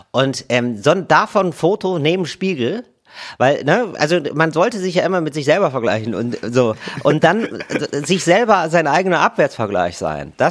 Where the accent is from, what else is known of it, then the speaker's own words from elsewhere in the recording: Wuppertal, North Rhine-Westphalia, Germany; Ich komme aus Wuppertal.